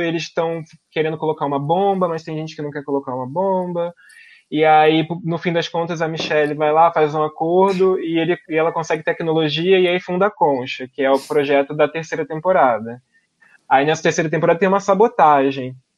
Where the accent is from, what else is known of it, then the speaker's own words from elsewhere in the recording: Brazil; como brasileiro, como uma pessoa localizada no Brasil